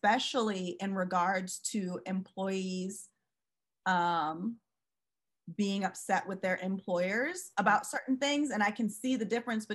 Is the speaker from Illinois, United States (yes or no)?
no; St. Louis, Missouri, United States; When I was growing up in St. Louis, like Anheuser-Busch